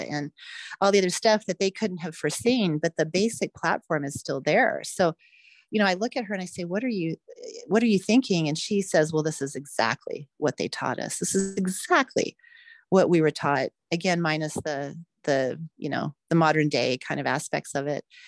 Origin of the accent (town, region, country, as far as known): United States